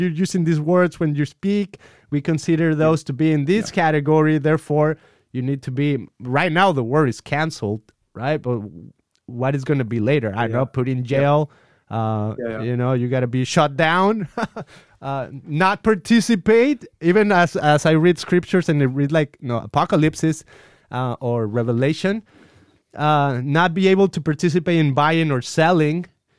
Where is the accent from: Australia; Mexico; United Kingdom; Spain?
Mexico; now in United States; I'm from Mexico